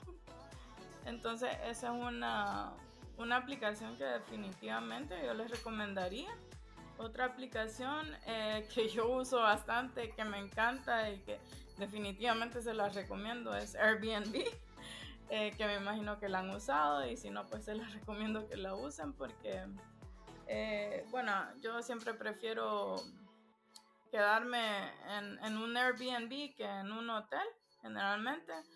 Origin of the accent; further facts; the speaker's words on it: Honduras; also born or lived in Germany / Spain; now in Amsterdam, Netherlands; preguntan que de dónde yo soy por el acento. Y entonces yo les digo, no, soy, soy de Honduras